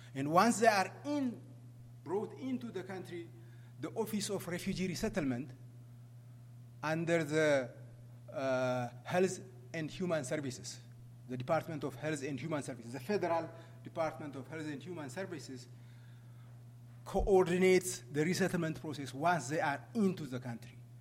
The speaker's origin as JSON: {"language": "English", "country": "Ethiopia", "moved": "as an adult", "lives_now": "United States", "said": "I came from that country, but I ran away from that country because I was, uh, I was chased by, you know, uh, dictators in, in my country. Uh, I came to the U.S."}